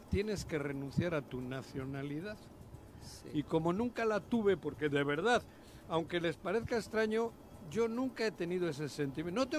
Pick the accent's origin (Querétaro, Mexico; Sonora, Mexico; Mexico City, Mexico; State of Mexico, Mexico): Querétaro, Mexico; now in Morelos, Mexico; Yo llegué el 2000 de Querétaro aquí, porque también tengo una parte de mi corazoncito en Querétaro, porque los primeros años que viví fue